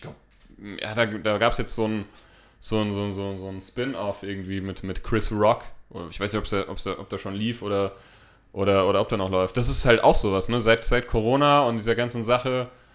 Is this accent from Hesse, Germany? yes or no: yes; Hesse, Germany; wir kommen aus Hessen, wir, wir, wir lieben den hessischen äh, Dialekt